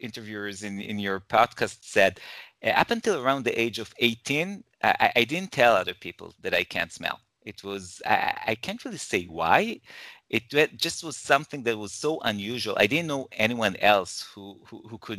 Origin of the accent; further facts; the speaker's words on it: Jerusalem, Jerusalem District, Israel; also born or lived in Toronto, Canada; now in Herzliya, Israel; So I'm originally from Israel and I currently live in Israel. I was born in Jerusalem.